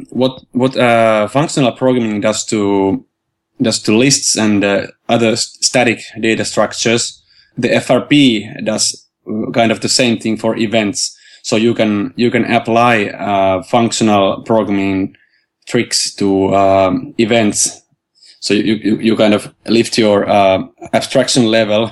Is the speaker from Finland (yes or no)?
yes; Helsinki, Uusimaa, Finland; I'm from Finland, Helsinki, and I'm a software developer